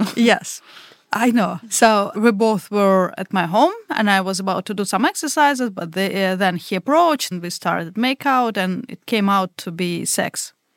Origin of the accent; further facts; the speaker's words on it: Russia; English is a second language; also born or lived in Lisbon, Portugal; now in Portugal; I usually say that I'm from Russia